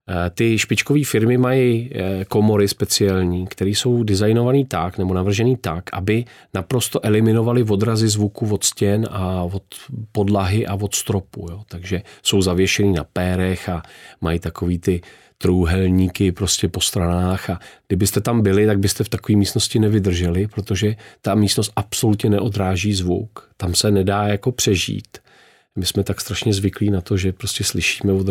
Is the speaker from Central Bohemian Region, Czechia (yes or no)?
yes; Hýskov, Central Bohemian Region, Czechia; Já jsem z Hískova u Berouna